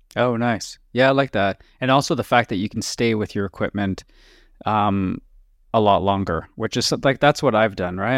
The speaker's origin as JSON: {"language": "English", "country": "Canada", "said": "we're from Canada"}